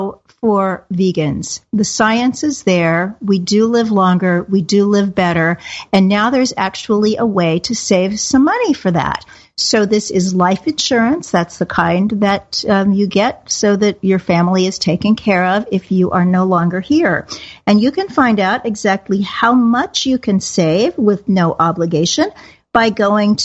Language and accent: English; Kansas City, United States; moved away; my hometown, Kansas City